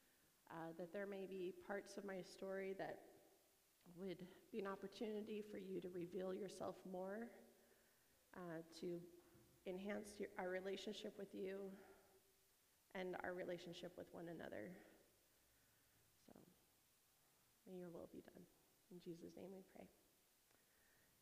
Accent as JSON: {"language": "English", "town": "Yakima", "region": "Washington", "country": "United States", "tie": "born or raised there", "said": "I grew up in Yakima."}